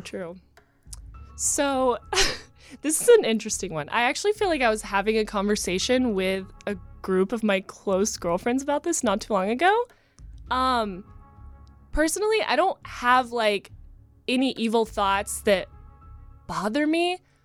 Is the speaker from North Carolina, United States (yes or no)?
yes; Asheville, North Carolina, United States; moved away as an adult; now in Los Angeles, United States; I grew up in Asheville, North Carolina